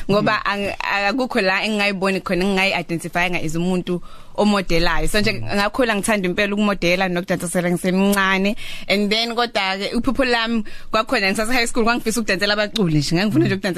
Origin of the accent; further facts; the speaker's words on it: Amandawe, KwaZulu-Natal, South Africa; moved away as an adult; also born or lived in Mandeni; now in Durban, South Africa; ngazalwa emandeni ngakhulela emandeni ngafunda khona